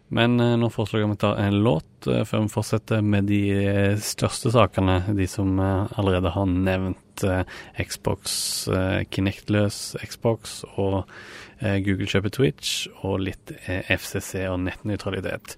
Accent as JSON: {"language": "Norwegian", "region": "Rogaland", "country": "Norway", "moved": "as an adult", "lives_now": "Oslo, Norway", "said": "jeg kom jo fra Rogaland"}